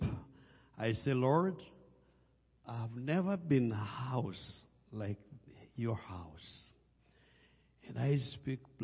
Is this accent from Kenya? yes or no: yes; Kenya; English is a second language; I come from Kenya